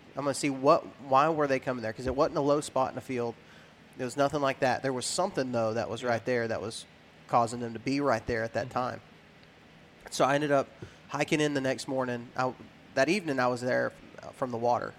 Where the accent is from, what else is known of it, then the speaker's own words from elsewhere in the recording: West Texas, United States; I was raised in West Texas